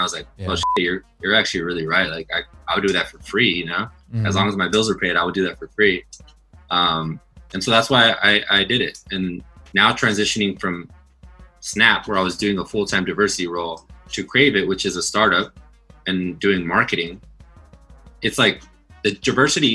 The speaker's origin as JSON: {"language": "English", "town": "Los Angeles", "region": "California", "country": "United States", "said": "I'm from Los Angeles, I'm Latino, I'm very Mexican."}